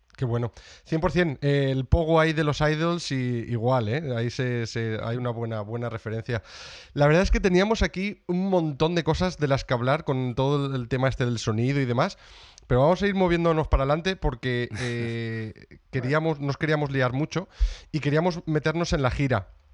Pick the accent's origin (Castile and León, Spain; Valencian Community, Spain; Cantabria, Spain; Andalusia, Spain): Castile and León, Spain; Salamanca; now in Brighton, United Kingdom; yo de Salamanca, pero por desgracia no estaba en Salamanca y yo vivo en Brighton, en eh, Reino Unido. Llevo aquí ya muchos años.